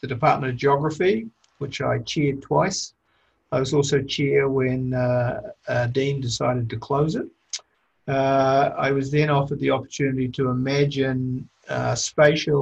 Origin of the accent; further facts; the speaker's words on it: New Zealand; moved away as an adult; also born or lived in Toronto, Canada; I was born in New Zealand.